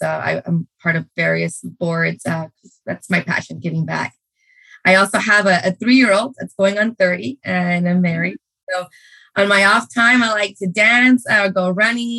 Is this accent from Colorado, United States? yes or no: no; Brownsville, Texas, United States; moved away as an adult; also born or lived in Mexico / Durham, North Carolina; I was born and raised in Brownsville, Texas